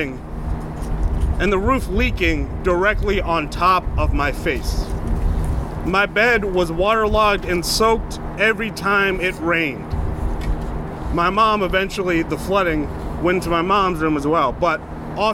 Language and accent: English; Albany, New York, United States; I was born and raised here in Albany